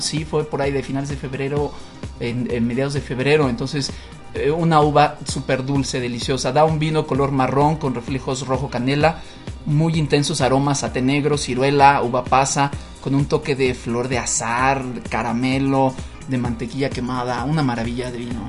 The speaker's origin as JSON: {"language": "Spanish", "country": "Mexico", "said": "como los mexicanos somos la familia muy ganito"}